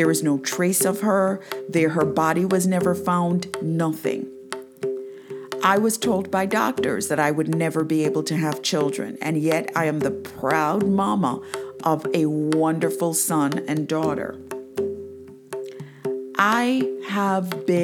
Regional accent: Jamaica; moved away as an adult; now in United States; I am actually from Jamaica. I went to church every Sunday.

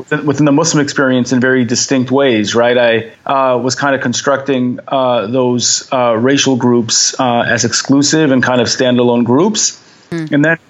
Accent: Detroit, Michigan, United States; I grew up in Detroit, right outside of Dearborn. So it was different, I guess, in many ways. I kind of grew up in, the center, the hub of Arab America

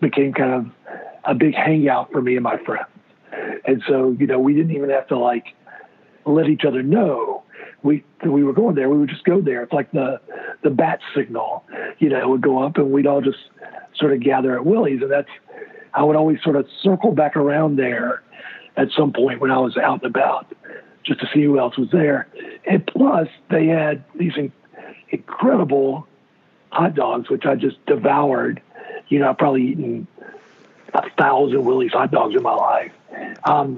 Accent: Brunswick, Georgia, United States; moved away as an adult; also born or lived in St. Simons, Georgia; now in Charlotte, United States; I grew up in South Georgia on the coast, Brunswick, Georgia

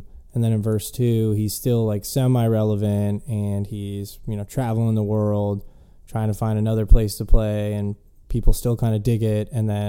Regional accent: Florida, United States; born there; people that are like, I was born in Florida, but I don't, there's no, you know, identity that you have that relates to the state itself.

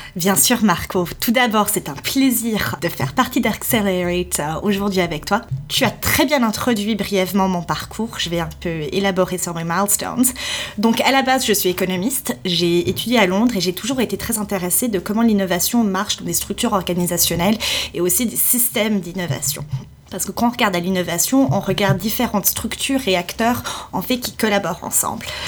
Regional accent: Switzerland; moved away as an adult; also born or lived in Saudi Arabia / Bahrain; je suis suisse à la base

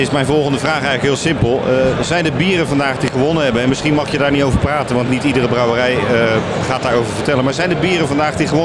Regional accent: Rotterdam, South Holland, Netherlands; Eh, ik kom uit Rotterdam.

